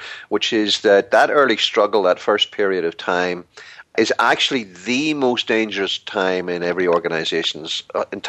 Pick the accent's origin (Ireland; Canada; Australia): Ireland; glib Irishman